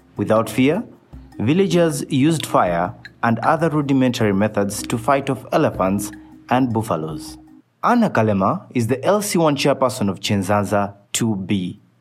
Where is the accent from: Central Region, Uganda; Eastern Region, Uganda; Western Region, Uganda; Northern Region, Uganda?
Western Region, Uganda; Kasese District; I come from Kasese district, which is one of the districts that is proud uh, to call Queen Elizabeth National Park our home.